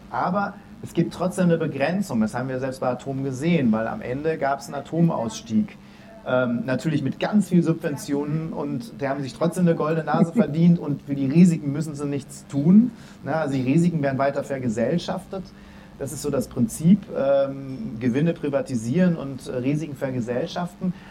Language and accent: German; Dortmund, North Rhine-Westphalia, Germany; Ich komme aus Dortmund, wo ähm, es nicht nur alle Leute auf Rosen gebettet sind